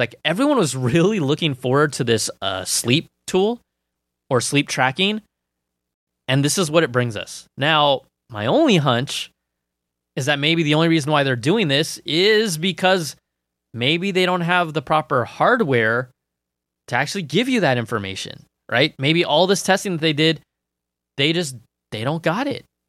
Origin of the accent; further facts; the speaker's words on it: Cupertino, California, United States; also born or lived in Sunnyvale; I grew up in Cupertino, um, Sunnyvale, and then Cupertino